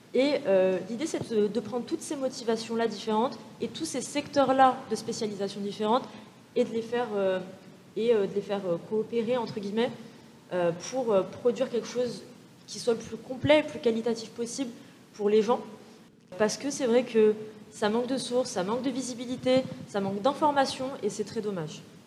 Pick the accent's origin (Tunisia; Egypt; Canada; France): France; Val-de-Marne, near Orly, Île-de-France; also born or lived in Algeria; je suis née, j'ai grandi euh, en banlieue euh, dans le 94, vers Orly